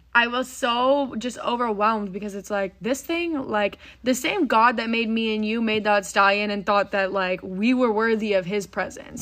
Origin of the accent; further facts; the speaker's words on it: Frisco, Texas, United States; we grew up in Frisco, Texas.